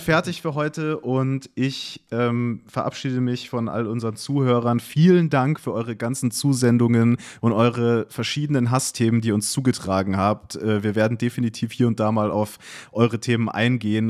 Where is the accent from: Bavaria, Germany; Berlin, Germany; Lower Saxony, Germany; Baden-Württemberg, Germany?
Bavaria, Germany; Munich; also born or lived in Duisburg; ich bin in München aufgewachsen